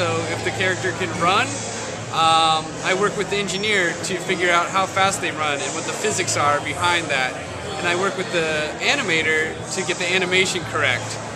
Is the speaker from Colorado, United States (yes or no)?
yes; Colorado, United States; moved away; also born or lived in San Francisco; my hometown in Colorado